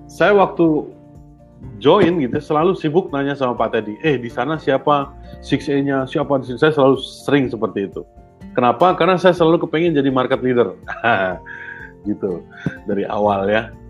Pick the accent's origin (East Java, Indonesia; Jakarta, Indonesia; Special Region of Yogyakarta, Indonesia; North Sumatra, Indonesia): Special Region of Yogyakarta, Indonesia; Yogyakarta; Saya loh orang Jogja gitu ya